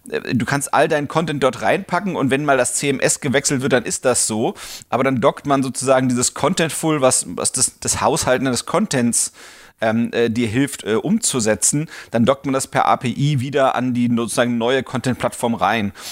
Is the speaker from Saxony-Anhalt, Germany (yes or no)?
no; Berlin, Germany; Das bin ich. Ähm, ich bin aus Berlin, Online-Marketer und habe Spaß an Kniffligem.